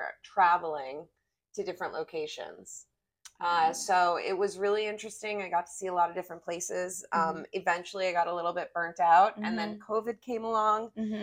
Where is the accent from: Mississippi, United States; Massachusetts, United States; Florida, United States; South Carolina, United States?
Massachusetts, United States; Boston; also born or lived in New York City; now in Palm Springs, United States; I originally come from the East Coast. I'm from Boston originally, and then I spent 23 years in New York City